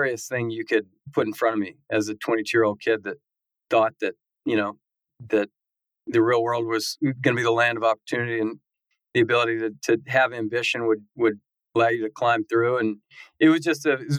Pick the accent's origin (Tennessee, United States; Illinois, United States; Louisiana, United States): Tennessee, United States; Knoxville; also born or lived in Texas / Auburn, Alabama / Birmingham, Alabama; I grew up in Knoxville, Tennessee is my hometown